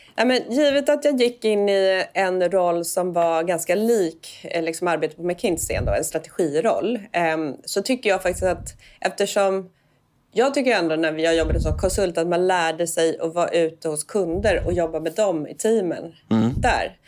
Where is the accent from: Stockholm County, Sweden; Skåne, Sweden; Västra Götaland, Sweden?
Stockholm County, Sweden; Danderyd; jag är uppväxt i Enebyberg som är en, en del av Danderyd precis norr om Stockholm